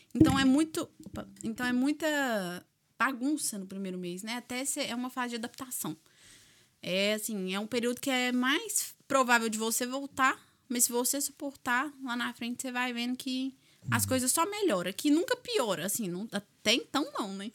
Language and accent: Portuguese; Minas Gerais, Brazil; accent: mineiro; moved away as an adult; now in Ireland